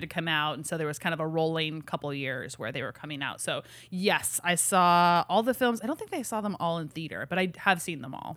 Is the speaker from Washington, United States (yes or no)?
yes; Washington, United States; moved away; I was from Washington.